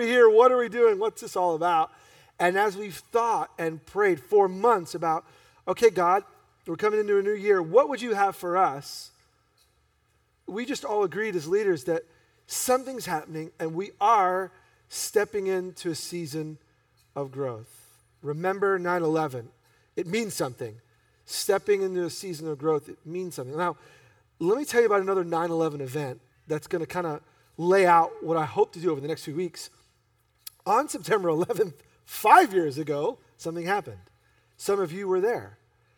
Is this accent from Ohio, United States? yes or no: no; New York, United States; being born and raised in New York